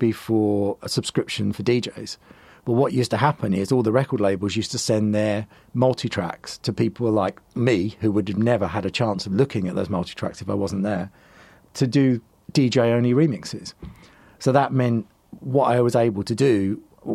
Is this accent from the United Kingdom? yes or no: yes; Southend-on-Sea, East of England, United Kingdom; moved away; I'm originally from Southend in Essex